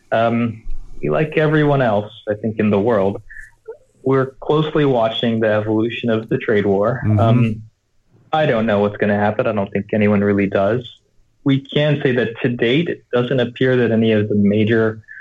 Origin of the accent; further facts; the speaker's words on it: United States; now in Shenzhen, China; being an American living in Asia